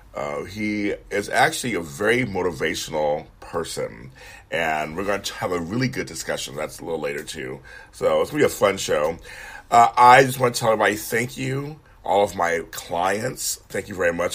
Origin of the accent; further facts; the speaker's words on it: Los Angeles, California, United States; also born or lived in Sacramento; I'm from LA. He got a job up there when I was like 10 or 11